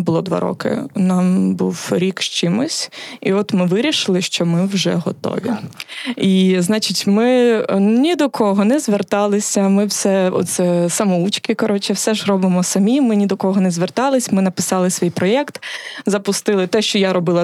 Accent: Kherson, Kherson Oblast, Ukraine; ми з Херсона

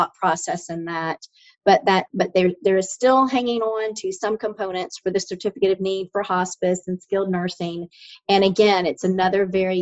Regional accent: Polk County, Florida, United States; I'm originally from Imperial Polk County.

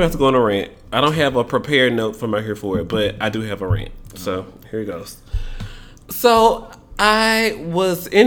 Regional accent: Memphis, Tennessee, United States; I'm from Memphis

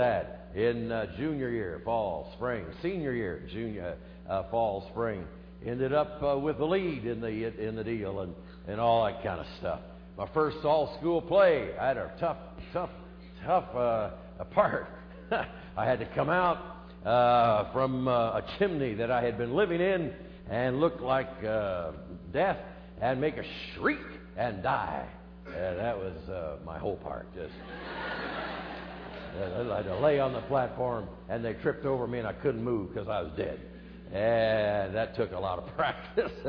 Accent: Des Moines, Iowa, United States; I grew up in the middle part of America, the heartland of America, in Iowa. Grew up in Des Moines

